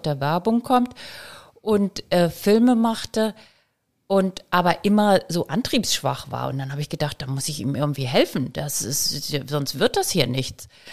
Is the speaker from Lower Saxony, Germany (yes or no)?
no; Elmshorn, Schleswig-Holstein, Germany; also born or lived in Kiel; ich komm aus Emshorn